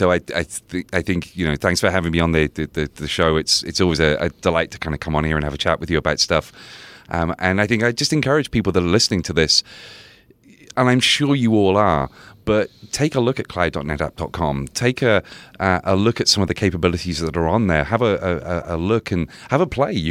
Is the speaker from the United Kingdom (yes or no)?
yes; United Kingdom; So I'm so I'm a Brit, so I didn't even realize that was a beer.